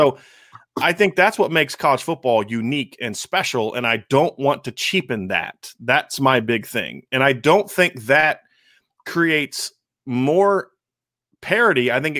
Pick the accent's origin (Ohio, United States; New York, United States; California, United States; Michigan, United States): Ohio, United States; I grew up in Ohio. I'm a Northwest Ohio guy.